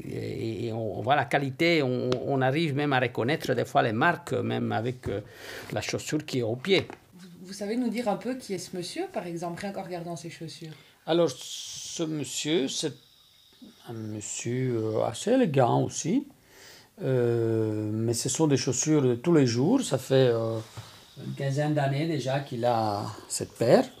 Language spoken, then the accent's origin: French; Sicily, Italy; now in Belgium; je suis d'origine italienne, donc je viens de Sicile, là où j'ai appris avec mon père